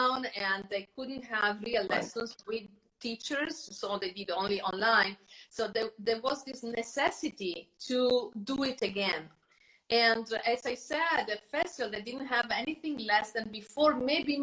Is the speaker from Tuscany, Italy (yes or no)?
no; Terni, Umbria, Italy; now in United States; I was born in Terni. That's Umbria.